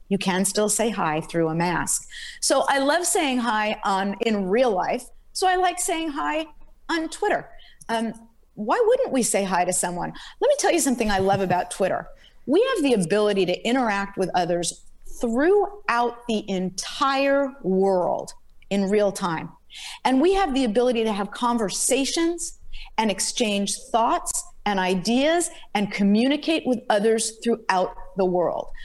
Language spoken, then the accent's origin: English; Los Angeles, California, United States; also born or lived in Berkeley, California; I'm from Los Angeles, grew up in Los Angeles